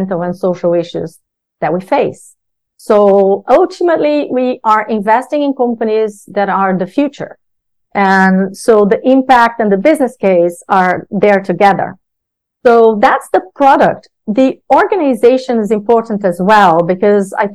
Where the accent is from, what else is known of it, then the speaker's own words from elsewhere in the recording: Brazil; now in United Kingdom; my background, as you said, growing up in Brazil